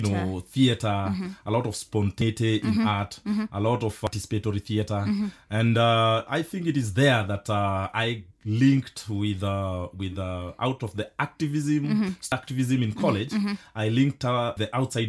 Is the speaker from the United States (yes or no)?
no; Mwimuto, Kiambu County, Kenya; I come from Kenya, a village called Mwimuto Republic in Kiambu. That is where I was born and bred.